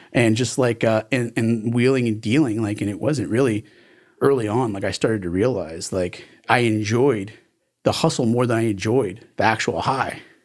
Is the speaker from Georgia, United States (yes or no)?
no; Miami Beach, Florida, United States; also born or lived in New York; now in Broward County, United States; I came down here when I was, like, three or four years old and, uh, grew up in Miami